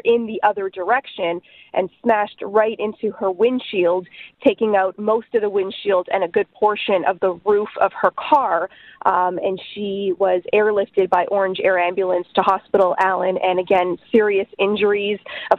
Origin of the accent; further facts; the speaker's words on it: Quebec, Canada; I'm from Quebec, but in Ontario, it isn't the law to change your tires.